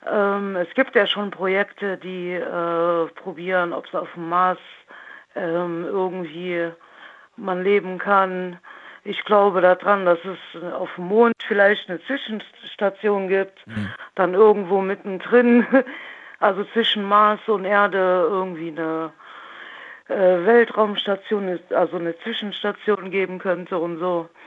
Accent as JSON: {"language": "German", "region": "Rhineland-Palatinate", "country": "Germany", "said": "Nähe Trier."}